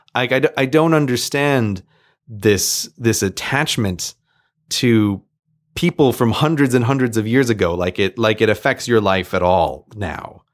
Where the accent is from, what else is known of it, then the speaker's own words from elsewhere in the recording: United States; now in United Kingdom; I'm an American, I'm living in the U K